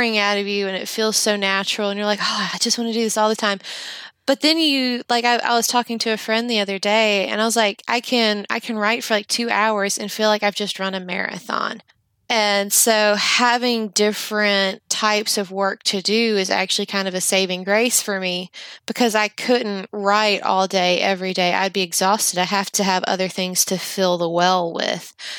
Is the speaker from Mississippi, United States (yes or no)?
yes; Jackson, Mississippi, United States; also born or lived in Yazoo City, Mississippi; I still live in my hometown